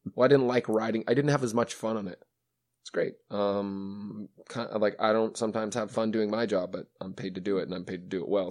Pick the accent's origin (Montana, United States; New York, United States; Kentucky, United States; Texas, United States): Montana, United States; Western; I grew up in Western Montana